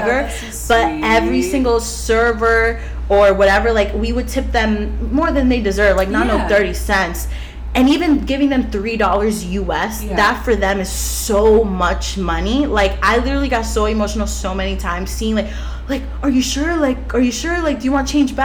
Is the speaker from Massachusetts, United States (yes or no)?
no; Florida, United States; I grew up in Florida